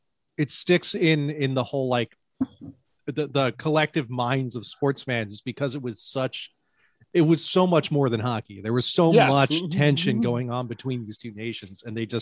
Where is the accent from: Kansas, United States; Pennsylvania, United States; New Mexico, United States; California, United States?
Pennsylvania, United States; Philadelphia; I'm from Philly.